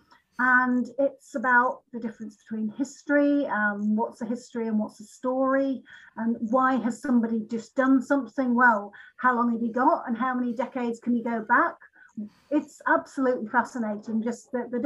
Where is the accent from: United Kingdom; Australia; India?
United Kingdom; Lincolnshire, East Midlands; I'm from Lincolnshire, but I'm not from the real Fenny part of it.